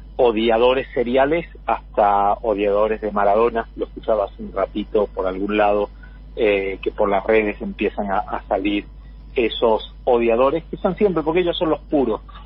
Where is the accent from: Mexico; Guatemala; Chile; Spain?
Spain; southern Spain; now in Argentina; yo soy del sur de España